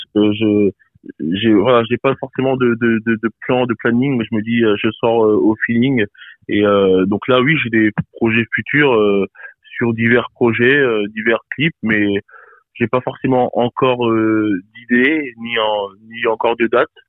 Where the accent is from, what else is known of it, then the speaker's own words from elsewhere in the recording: Bourges, Centre-Val de Loire, France; je viens de Bourges, et euh, donc dans le Cher, hein, dans 18 000